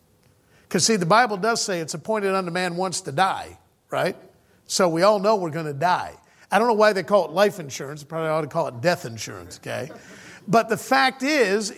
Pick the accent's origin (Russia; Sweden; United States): United States; moved away as an adult; I was originally born and raised in the States